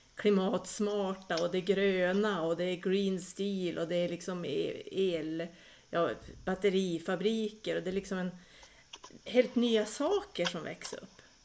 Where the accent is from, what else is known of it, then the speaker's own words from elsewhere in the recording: southern Lapland, Västerbotten County, Sweden; also born or lived in Vilhelmina; vi i södra Lappland